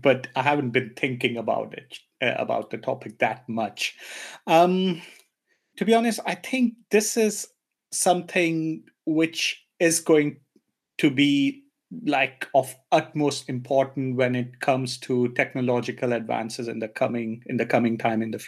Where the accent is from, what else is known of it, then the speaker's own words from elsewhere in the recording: India; moved away as an adult; now in Germany; I'm from India, although I've been living in Germany since 12 years now